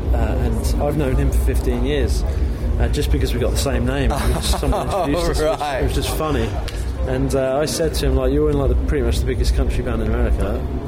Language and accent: English; England, United Kingdom; I'm English